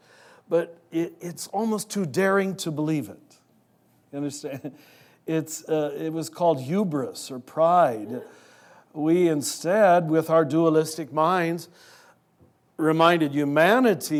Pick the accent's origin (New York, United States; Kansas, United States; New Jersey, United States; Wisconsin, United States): Kansas, United States; I was raised in Kansas